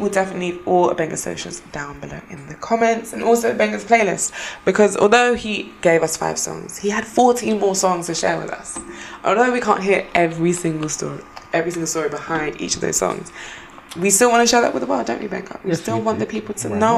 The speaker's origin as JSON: {"language": "English", "country": "Jamaica", "tie": "born or raised there", "said": "growing up in Jamaica or like living in Jamaica for a short time, I remember it was having like walking uh, like to school."}